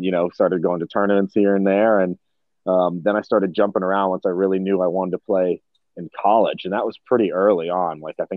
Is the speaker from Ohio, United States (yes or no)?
no; Bethesda, Maryland, United States; grew up in D.C., just outside D.C. We like to start with saying we are from D.C. just because that were pinpoints, but just outside D.C. in Maryland, in Bethesda suburb.